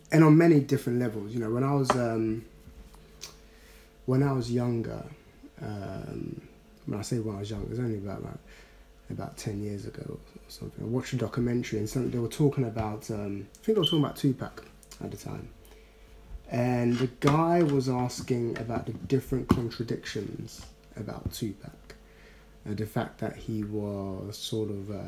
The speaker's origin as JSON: {"language": "English", "region": "London", "country": "United Kingdom", "said": "Normally, if someone had said, oh, so where are you from? I would have said, I'm from South London."}